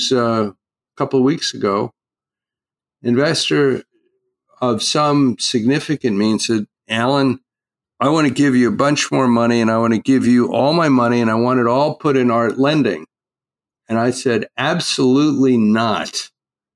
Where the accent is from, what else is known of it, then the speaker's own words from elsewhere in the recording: East Coast, United States; now in California, United States; I grew up out on the East Coast, a fisherman